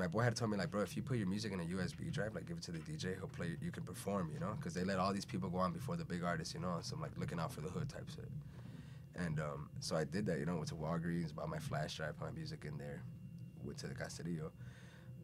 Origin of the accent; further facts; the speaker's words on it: Chicago, Illinois, United States; also born or lived in Venezuela / Puerto Rico; I'm from originally born in Venezuela. I grew up in Chicago